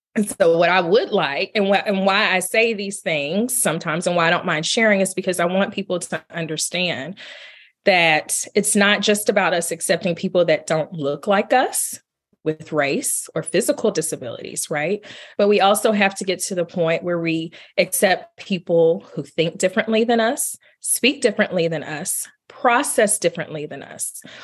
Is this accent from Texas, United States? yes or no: yes; Marshall, Texas, United States; I was born in Marshall, Texas. I grew up in East Texas